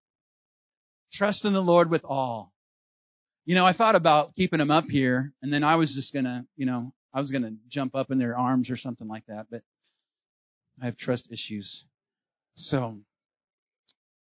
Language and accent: English; California, United States; I'm from California